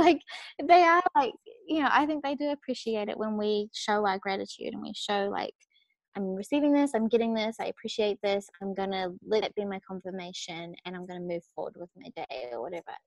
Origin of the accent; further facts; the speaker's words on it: New Zealand; moved away as an adult; also born or lived in Australia; I was born in New Zealand, but I like now I literally only am in New Zealand for Christmas time with my family